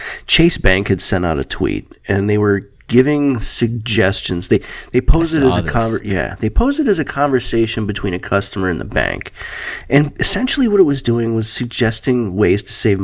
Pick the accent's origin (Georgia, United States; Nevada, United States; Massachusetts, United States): Nevada, United States; Las Vegas; moved away; growing up in Las Vegas and living there for a lot of years, when I was younger